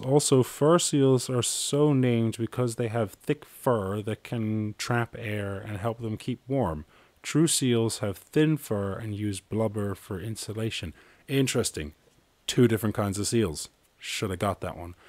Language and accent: English; Ireland; I was born in Ireland